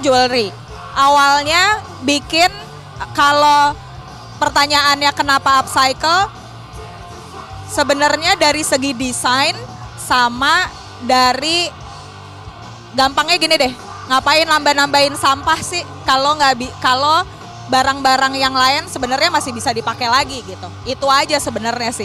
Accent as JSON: {"language": "Indonesian", "region": "Jakarta", "country": "Indonesia", "tie": "born or raised there", "moved": "as an adult", "said": "Kita berdua dari Jakarta"}